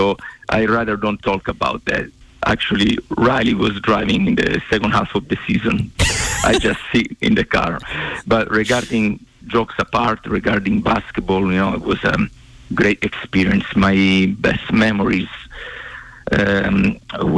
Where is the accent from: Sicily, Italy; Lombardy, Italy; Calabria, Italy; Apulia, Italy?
Sicily, Italy; moved away as an adult; also born or lived in Bozeman, Montana; now in Arizona, United States; I come from Sicily in Italy